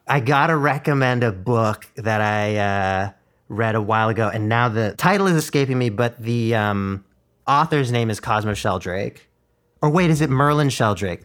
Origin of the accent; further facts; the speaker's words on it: Ottawa, Ontario, Canada; first language Mandarin; English is a second language; went to school in super white Ottawa